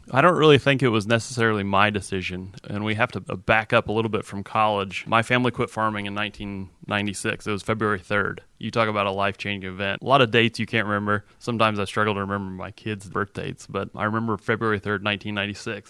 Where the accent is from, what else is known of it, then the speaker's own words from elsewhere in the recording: Altamont, Illinois, United States; moved away as an adult; now in Bartholomew County, Indiana, United States; So I grew up in Altamont, Illinois.